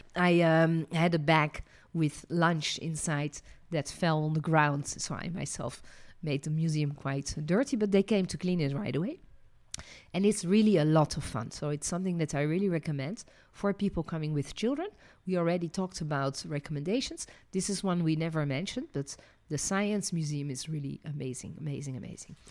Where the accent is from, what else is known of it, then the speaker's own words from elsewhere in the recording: Netherlands; also born or lived in France; now in Israel; I was born in Holland.